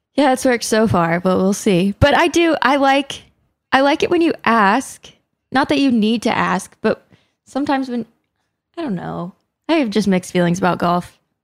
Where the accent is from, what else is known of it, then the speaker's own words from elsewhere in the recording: the South, United States; I grew up in the South